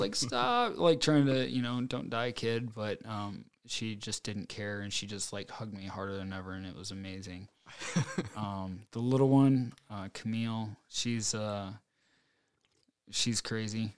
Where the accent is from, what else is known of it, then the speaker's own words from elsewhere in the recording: United States; I grew up in Farmville, U S A, and I'm, like, pretty mechanically inclined.